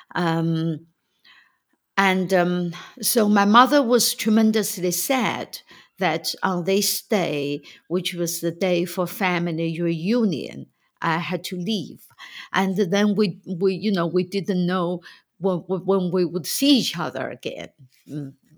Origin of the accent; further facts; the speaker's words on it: China; moved away as an adult; when I was growing up in China in the nineteen fifties, sixties, and seventies